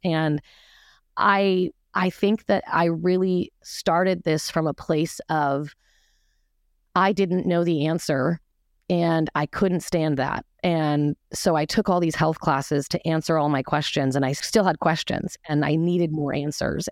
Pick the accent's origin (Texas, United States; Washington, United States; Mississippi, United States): Washington, United States; Seattle; I was raised in Seattle in an extremely conservative, fundamentalist, religious